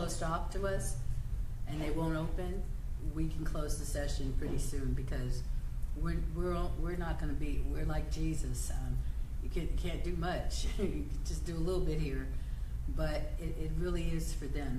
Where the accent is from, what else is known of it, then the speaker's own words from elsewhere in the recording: United States; I'm not Canadian, I'm American